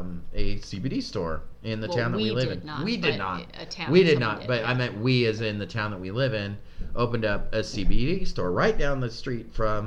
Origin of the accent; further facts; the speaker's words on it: California, United States; Remember back home? We came from California, so back home, when you used to go to, like, the gas stations